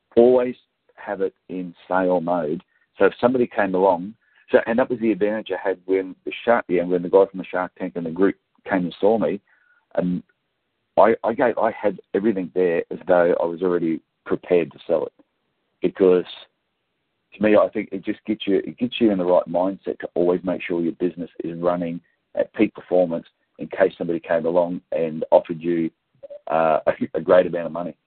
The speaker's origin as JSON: {"language": "English", "town": "Gold Coast", "region": "Queensland", "country": "Australia", "tie": "born or raised there", "said": "I grew up down around the Gold Coast area"}